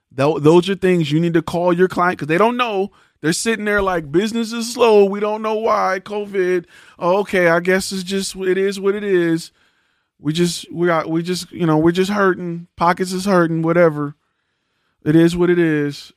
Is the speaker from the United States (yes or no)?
yes; Detroit, Michigan, United States; now in Texas, United States; I'm from Detroit